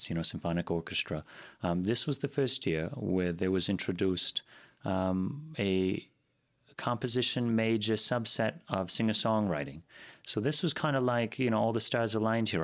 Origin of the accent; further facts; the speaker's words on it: Green Bay, Wisconsin, United States; also born or lived in East Coast / Sturgeon Bay; originally from the East Coast, that's where I spent a number of years growing up. And then to Green Bay